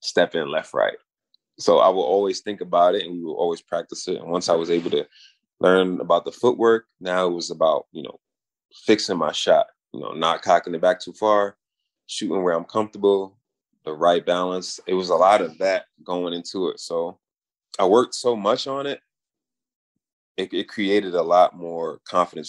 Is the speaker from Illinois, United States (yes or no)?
no; New York, United States; also born or lived in Brooklyn; I'm from New York. I've been here, you know, all my life